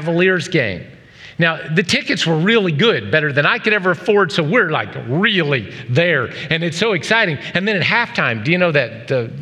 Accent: the South, United States; moved away; I was raised in the South

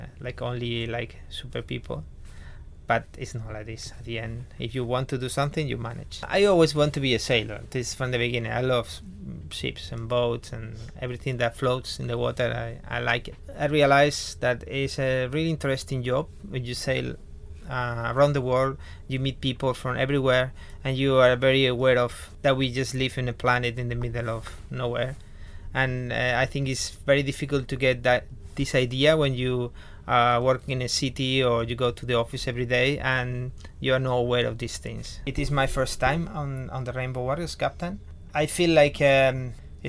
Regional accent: Spain; I'm from Spain.

